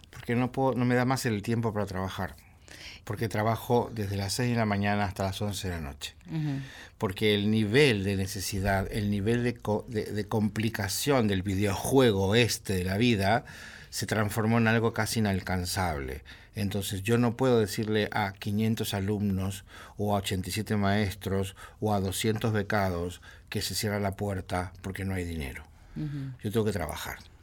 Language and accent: Spanish; Argentina; somos argentinos